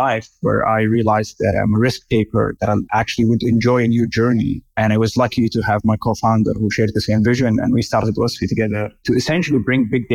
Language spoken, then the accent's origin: English; Riyadh, Riyadh Province, Saudi Arabia; I was born and raised in Riyadh, Saudi Arabia